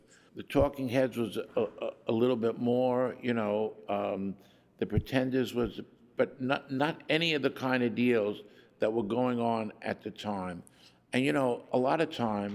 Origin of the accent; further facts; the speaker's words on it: New York City, New York, United States; we're both from Brooklyn.